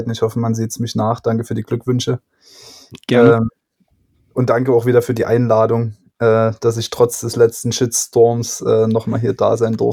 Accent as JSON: {"language": "German", "region": "Saxony", "country": "Germany", "said": "Aus Sachsen."}